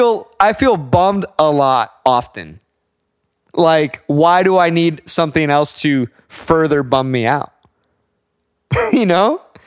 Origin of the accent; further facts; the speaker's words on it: United States; And as an American